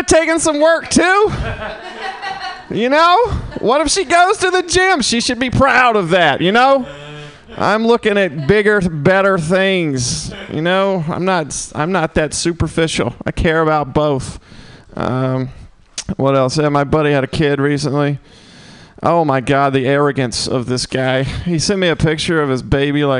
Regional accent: Mississippi, United States; now in San Francisco, United States; I'm from Mississippi

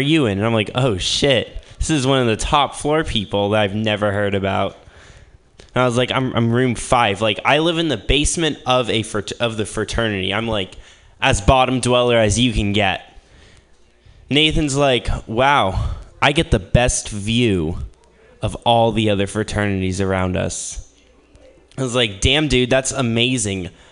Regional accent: Midwest, United States; moved away as an adult; now in Berkeley, United States; I'm from the Midwest

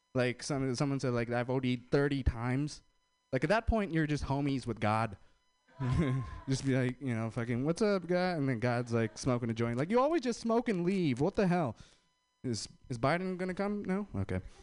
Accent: India; I'm Indian

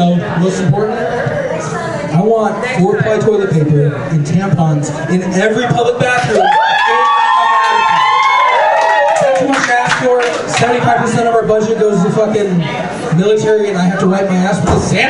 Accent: Denver, Colorado, United States; I'm from Denver

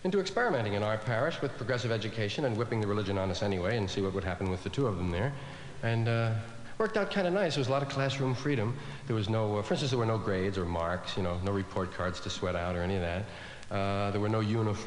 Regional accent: New York, United States; I was from one of those Irish neighborhoods in New York, one of those kind of parish schools

